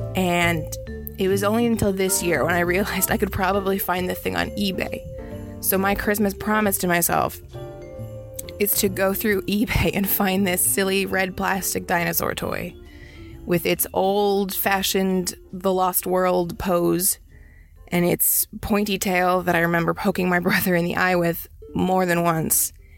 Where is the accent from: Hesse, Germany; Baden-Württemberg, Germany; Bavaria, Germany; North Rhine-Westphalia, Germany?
Baden-Württemberg, Germany; Stuttgart; when I was little, like first or second grade, I grew up in Stuttgart, Germany